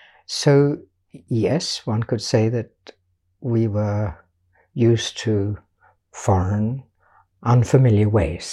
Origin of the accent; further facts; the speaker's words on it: Lisbon, Portugal; also born or lived in United Kingdom; I was born in Britain of an Irish father and a Welsh mother. And when I was 2 years old, they decided to start a new life in Portugal. So I grew up in just in a small village outside Lisbon, a very poor village